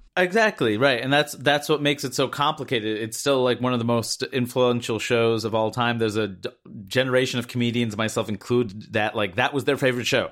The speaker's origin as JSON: {"language": "English", "country": "United States", "tie": "born or raised there", "said": "growing up in the United States"}